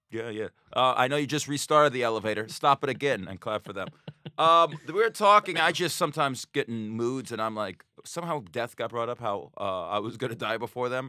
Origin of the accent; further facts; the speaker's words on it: Las Vegas, Nevada, United States; moved away; also born or lived in Astoria; I'm from Vegas, if people don't know this. I grew up with gambling.